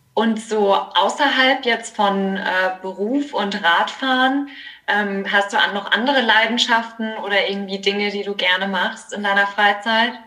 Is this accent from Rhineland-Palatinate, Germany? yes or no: yes; Kaiserslautern, Rhineland-Palatinate, Germany; moved away as an adult; now in Mannheim, Germany; ich komme nämlich aus Kaiserslautern